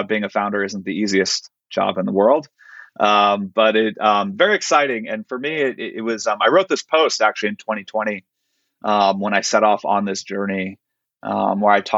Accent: Silicon Valley, California, United States; I grew up in Silicon Valley.

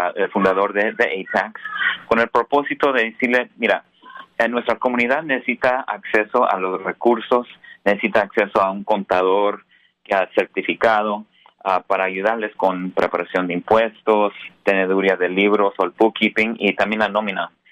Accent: Colorado, United States; also born or lived in San Francisco Bay Area, California; now in San Francisco, United States; en el estado de Colorado, donde nací. Ah, soy primera generación aquí en Estados Unidos.

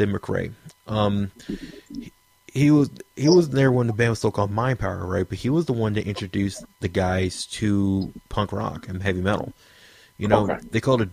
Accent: Washington, District of Columbia, United States; my hometown, D.C.

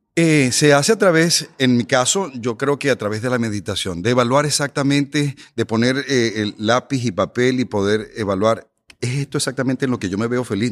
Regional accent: Venezuela; now in United States; yo soy inmigrante, yo soy de Venezuela

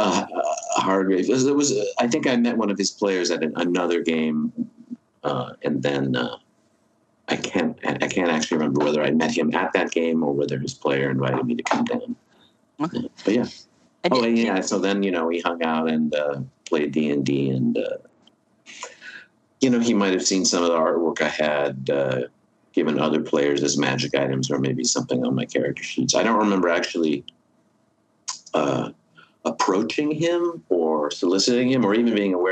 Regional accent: Berkeley, California, United States; I grew up in Berkeley. I went to high school in Berkeley

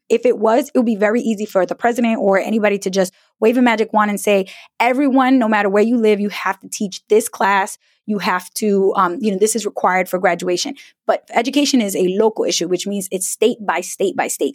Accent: New York City, New York, United States; growing up in an immigrant family in New York City

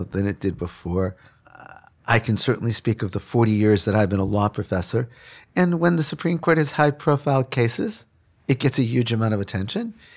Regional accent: Chicago, Illinois, United States; I grew up in Chicago on the South Side

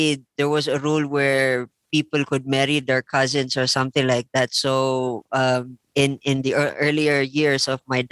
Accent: Philippines; moved away as an adult; also born or lived in India; now in La Trinidad, Philippines; I grew up in the Philippines, actually. And then 2005, I left. And then I went to India

